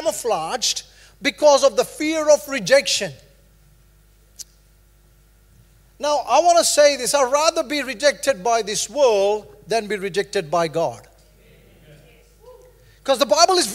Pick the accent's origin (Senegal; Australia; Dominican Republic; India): India; moved away as an adult; now in New Zealand; I grew up in India